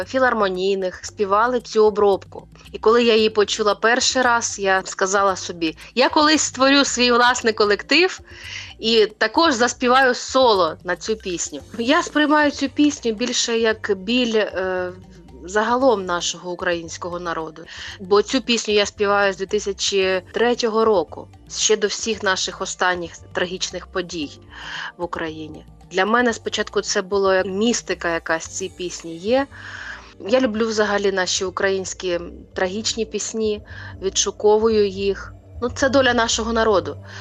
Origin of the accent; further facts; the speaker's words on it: Luhansk Oblast, Ukraine; я звідти родом з Луганщини